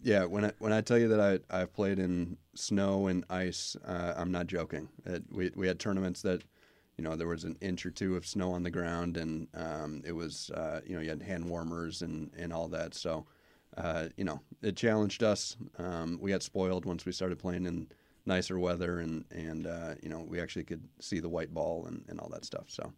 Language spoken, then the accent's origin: English; Twin Cities area, Minnesota, United States; moved away as an adult; also born or lived in Wisconsin; now in West Haven, United States; I grew up in Minnesota, uh, in the, in the Twin Cities area.